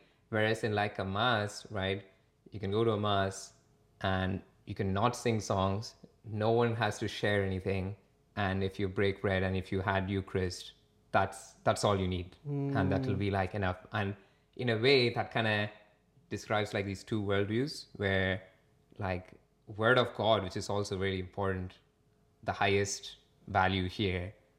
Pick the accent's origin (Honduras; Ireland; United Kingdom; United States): Ireland; Dublin, Leinster; moved away; also born or lived in India; so we moved to Ireland when it was like a lot of Indian people coming into Ireland, like 2005 kind of time. So most of our community and friends were the chu